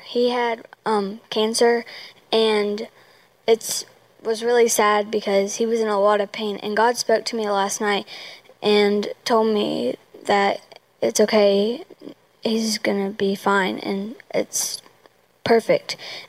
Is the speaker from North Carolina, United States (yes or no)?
yes; Dallas, North Carolina, United States; I'm from Dallas, North Carolina